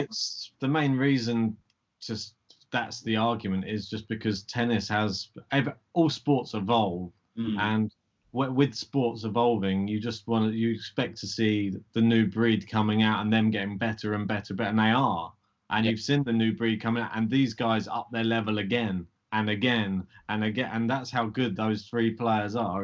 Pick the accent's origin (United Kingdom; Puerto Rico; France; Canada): United Kingdom; we're British